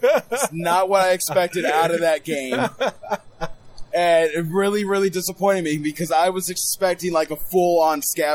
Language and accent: English; Chicago, Illinois, United States; born or raised there